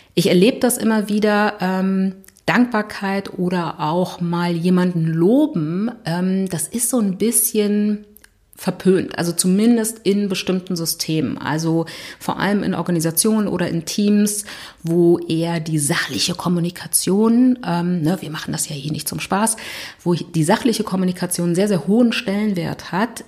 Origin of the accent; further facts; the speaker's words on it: Berlin, Germany; ich komme aus Berlin